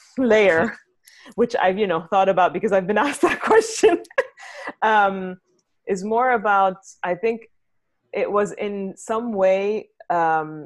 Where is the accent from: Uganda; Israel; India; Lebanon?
Lebanon; Beirut, Beirut Governorate; moved away as an adult; also born or lived in London / Dubai / New York; now in California, United States; So I'm from Lebanon originally. I grew up there in Beirut